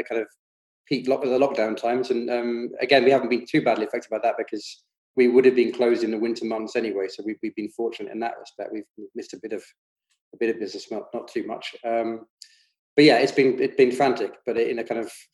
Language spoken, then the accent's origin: English; London, United Kingdom; moved away as an adult; now in Scotland; I grew up in London, South London, in the 70s and 80s.